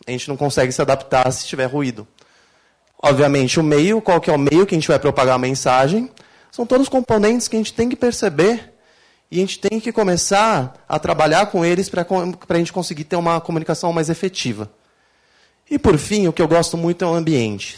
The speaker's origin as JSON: {"language": "Portuguese", "country": "Brazil", "said": "eu sou brasileiro"}